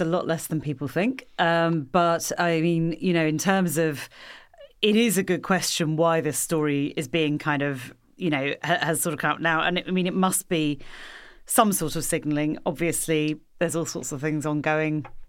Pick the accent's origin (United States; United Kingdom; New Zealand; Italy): New Zealand; I'm a New Zealander